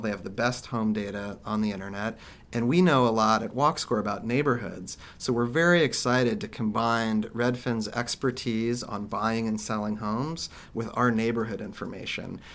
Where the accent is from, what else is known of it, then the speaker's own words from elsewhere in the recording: Kansas, United States; I grew up in Kansas